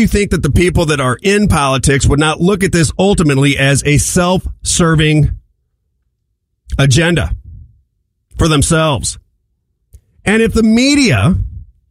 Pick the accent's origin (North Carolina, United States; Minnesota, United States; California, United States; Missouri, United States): Missouri, United States; St. Louis; moved away as an adult; now in Florida, United States; I'm from St. Louis, born and raised